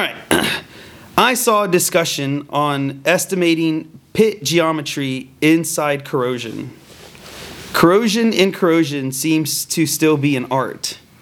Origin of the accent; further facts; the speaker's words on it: Texas, United States; I was born and raised in Texas